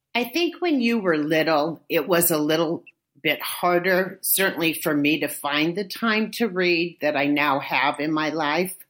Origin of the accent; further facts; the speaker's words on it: Inglewood, California, United States; moved away as an adult; now in Oakland, United States; I grew up in a little suburb of Los Angeles called Inglewood